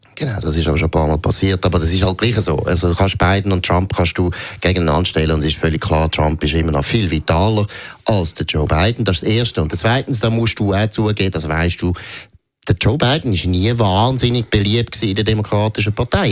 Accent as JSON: {"language": "German", "country": "Switzerland", "said": "Haben wir je als Schweizer"}